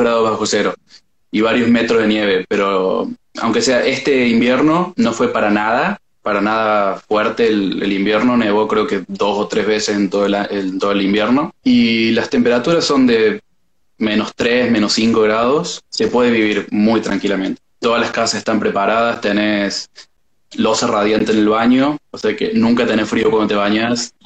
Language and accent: Spanish; Córdoba, Argentina; moved away as an adult; now in Norway; soy de Córdoba, Córdoba capital